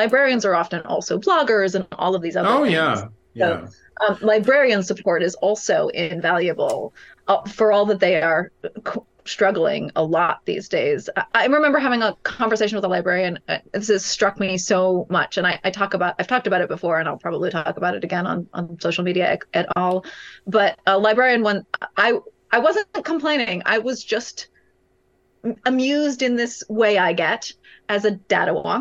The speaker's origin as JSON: {"language": "English", "region": "California", "country": "United States", "said": "California, my home state"}